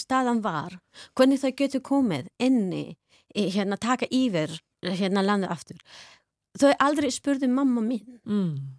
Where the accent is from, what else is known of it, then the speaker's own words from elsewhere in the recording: Afghanistan; Icelandic is a second language; moved away as an adult; Við bæði komum frá Afganistan. Við byrjuðum skólan enni í moskni þar